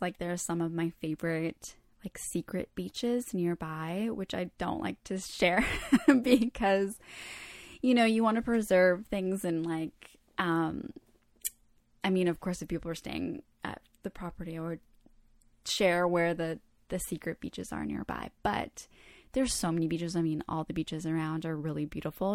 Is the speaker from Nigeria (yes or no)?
no; Canada; I was born in Canada, but I feel very connected to the Croatian culture